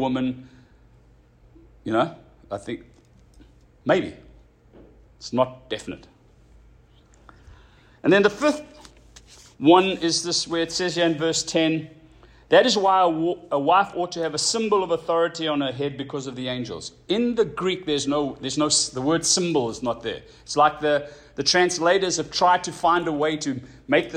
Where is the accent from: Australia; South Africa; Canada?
South Africa; moved away; When we grew up in South Africa, you could walk around without a shirt